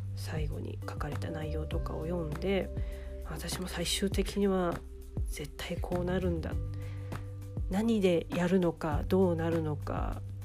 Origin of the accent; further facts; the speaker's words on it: Ehime, Japan; 大学を地元の愛媛の大学じゃなくっていやなんか親にお金ないから県外じゃなくて地元にいてみたいなことを言われたから頑張って愛媛大学に行った